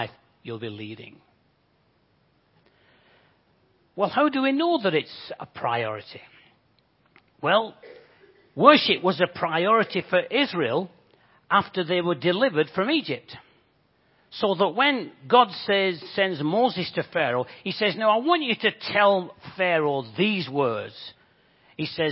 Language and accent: English; Bolton, North West England, United Kingdom; accent: Bolton; moved away as an adult; also born or lived in Japan; now in Crawley area, United Kingdom; You guess from my accent, I'm not from these parts. I actually come from Bolton.